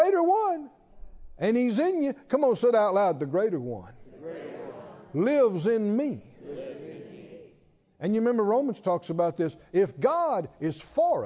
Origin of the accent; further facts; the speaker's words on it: the South, United States; I'm from the South